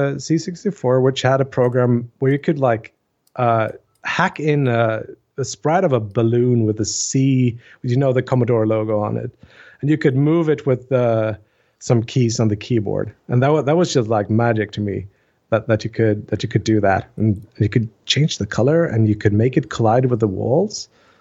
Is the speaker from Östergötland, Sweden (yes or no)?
no; Jönköping, Jönköping County, Sweden; I'm a guy from Sweden, Jönköping, Sweden